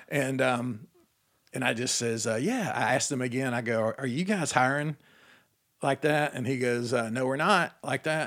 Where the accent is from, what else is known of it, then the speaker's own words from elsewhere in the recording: Atlanta, Georgia, United States; my whole childhood growing up in Atlanta